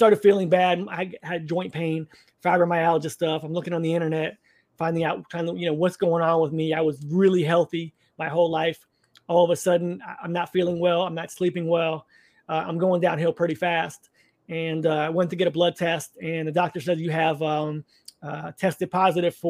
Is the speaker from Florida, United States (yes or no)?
yes; Orlando, Florida, United States; I was raised Catholic in Orlando, Florida area